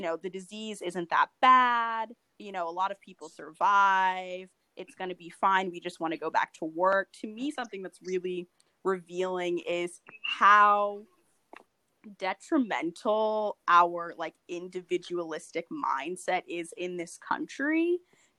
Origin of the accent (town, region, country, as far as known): United States